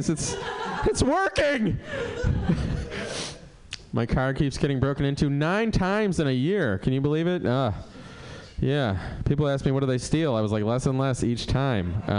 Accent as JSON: {"language": "English", "town": "Cleveland", "region": "Ohio", "country": "United States", "moved": "yes", "said": "I moved here for, in '98 from Cleveland. I do not like the weather. Uh, you know, I was from Cleveland."}